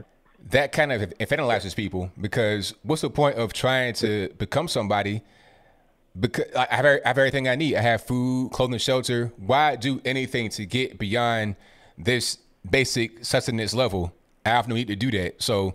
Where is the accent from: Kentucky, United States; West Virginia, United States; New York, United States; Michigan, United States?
West Virginia, United States; Rand; born there; I was born in West Virginia and Rand University, Rand, West Virginia, right outside of Charleston.